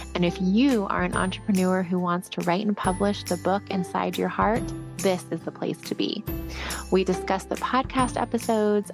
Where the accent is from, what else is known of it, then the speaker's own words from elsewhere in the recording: Ventura, California, United States; now in Bay Area, United States; my hometown of Ventura